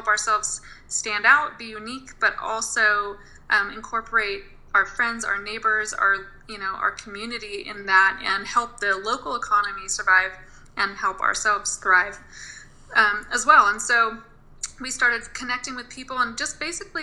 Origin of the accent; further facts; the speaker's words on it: Mendocino County, California, United States; I grew up in Mendocino County, California, out in a rural area in a back-to-the-land commune